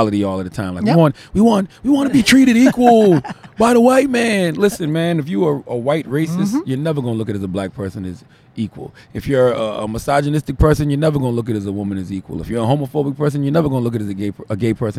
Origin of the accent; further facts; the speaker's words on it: South Carolina, United States; I'm from South Carolina. So being from South Carolina, growing up